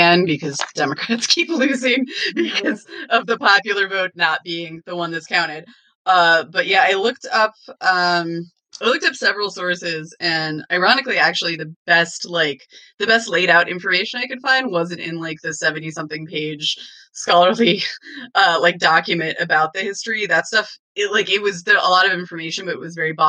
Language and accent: English; Western Washington, United States; now in Pennsylvania, United States; I'm from Washington and I'm from Western Washington, I should say, where the climates are temperate.